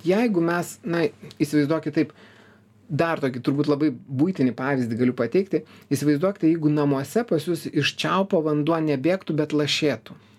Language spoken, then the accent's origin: Lithuanian; Lithuania; mes lietuviai tokie kuklus